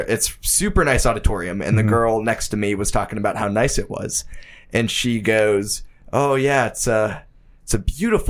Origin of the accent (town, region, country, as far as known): Penn Hills, Pennsylvania, United States